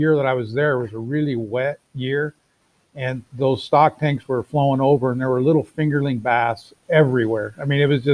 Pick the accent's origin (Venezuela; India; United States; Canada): United States; Arizona; also born or lived in South Dakota; I grew up in Arizona for the most part, so I haven't gone too far from home